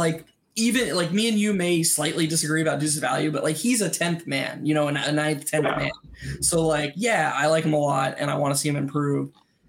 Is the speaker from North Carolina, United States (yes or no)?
yes; Chapel Hill, North Carolina, United States; I was born in Chapel Hill.